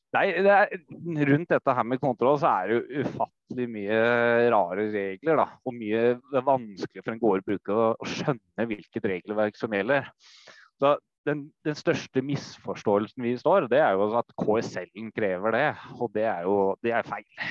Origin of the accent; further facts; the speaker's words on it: Oslo, Norway; moved away as an adult; now in Folldal, Norway; Jeg kommer fra Oslo. Bygutt. Oslo øst.